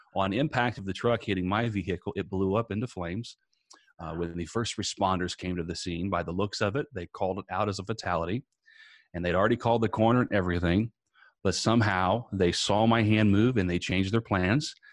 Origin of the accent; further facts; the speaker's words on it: Indiana, United States; moved away as an adult; now in Tampa, United States; I'm originally from Indiana. I now live in Tampa, Florida. Uh, but growing up in Indiana